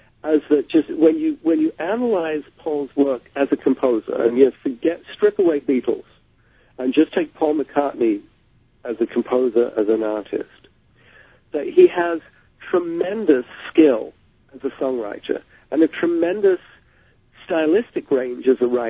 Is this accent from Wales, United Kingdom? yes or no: no; London, United Kingdom; growing up in London